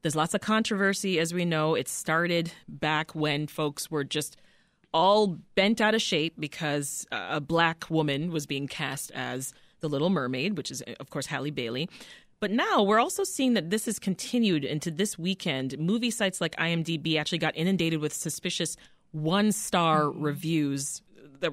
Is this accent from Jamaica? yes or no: yes; Jamaica; As a Jamaican woman